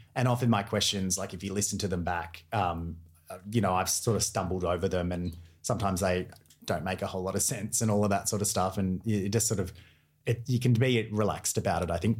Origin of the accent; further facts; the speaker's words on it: Newcastle, New South Wales, Australia; moved away as an adult; also born or lived in Sydney; now in Melbourne, Australia; I'm from Newcastle originally